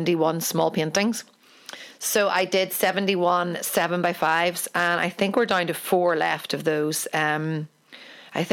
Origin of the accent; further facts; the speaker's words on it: Ireland; I'm an Irish painter